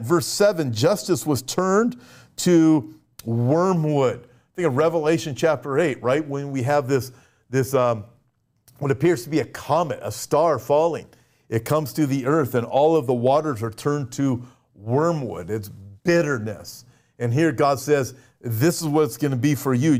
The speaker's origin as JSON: {"language": "English", "country": "United States", "said": "I'm an American, uh, a, and I live in America."}